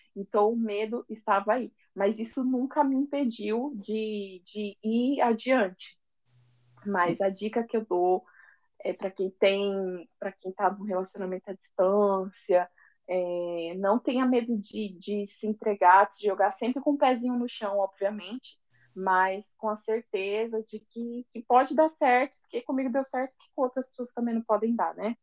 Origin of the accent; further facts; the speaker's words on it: São Paulo, Brazil; accent: paulista; moved away as an adult; now in Rio de Janeiro, Brazil; eu tenho um sotaque muito paulista